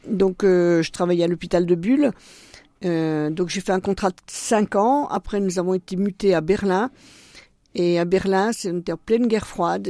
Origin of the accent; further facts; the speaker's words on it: Baume-les-Dames, Bourgogne-Franche-Comté, France; also born or lived in Besançon; Moi je suis né à Baume-les-Dames dans le Doubs et en Franche-Comté. Et j'ai vécu euh, mes toutes premières années sur mes racines dans un tout petit village, le Val de Cusance